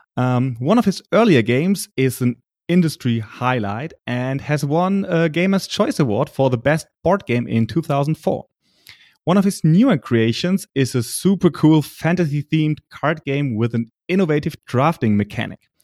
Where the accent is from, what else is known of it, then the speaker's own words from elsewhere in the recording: Germany; accent: German; English is a second language; my poor English skills and my German accent